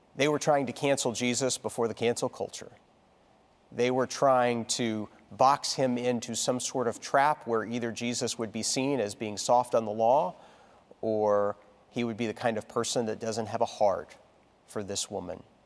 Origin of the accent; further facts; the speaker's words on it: Texas, United States; moved away; I only remember one snowfall really significantly as a child growing up in Texas.